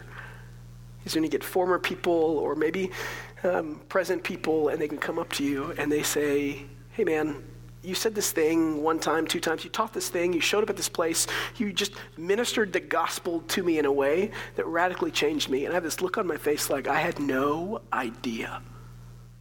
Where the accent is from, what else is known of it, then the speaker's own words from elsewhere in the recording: United States; as Americans